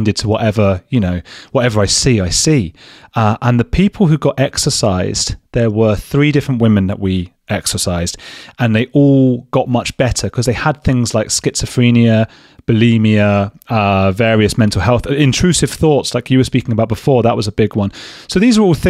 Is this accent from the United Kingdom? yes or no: yes; Watford, East of England, United Kingdom; I'm from Watford, just outside London.